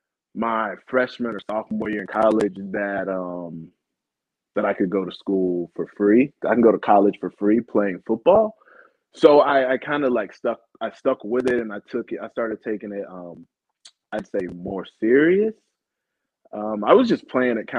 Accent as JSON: {"language": "English", "town": "Tallahassee", "region": "Florida", "country": "United States", "tie": "born or raised there", "said": "I grew up in Tallahassee playing baseball and football"}